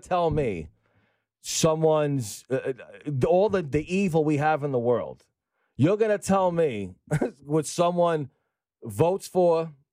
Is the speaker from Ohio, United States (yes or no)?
no; New York City, New York, United States; also born or lived in Staten Island; I grew up in Brooklyn, we had to leave Brooklyn because kids were getting murdered. That's where I grew up.